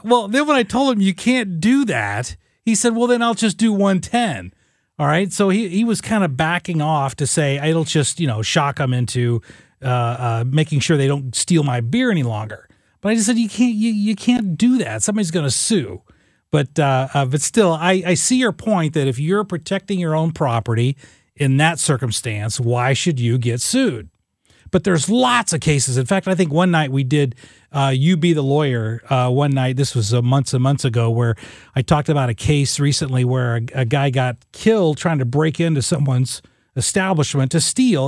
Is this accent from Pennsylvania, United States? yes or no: no; Southern Illinois, United States; I grew up in Southern Illinois, a first person in my family to ever go to college.